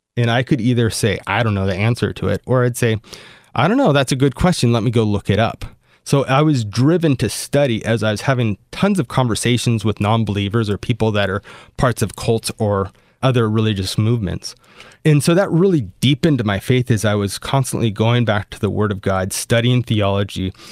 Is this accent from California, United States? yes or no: yes; Southern California, United States; In Southern California, where I grew up